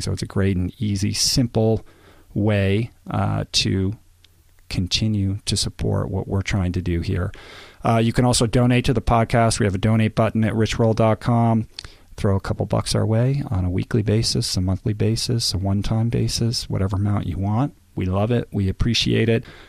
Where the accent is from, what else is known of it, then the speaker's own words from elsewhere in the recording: Washington, District of Columbia, United States; moved away; D C, my hometown